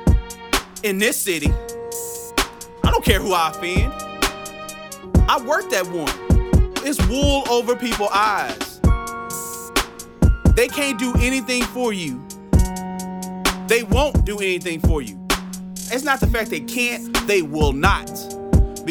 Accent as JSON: {"language": "English", "town": "Dallas", "region": "Texas", "country": "United States", "said": "I'm from Dallas, Texas"}